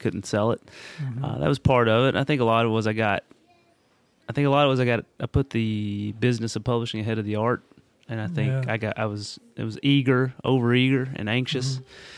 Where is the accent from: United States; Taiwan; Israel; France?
United States; Corbin, Kentucky; I grew up in Corbin, Kentucky, which is about an hour and a half between Lexington, Kentucky, and Knoxville, Tennessee on I-75.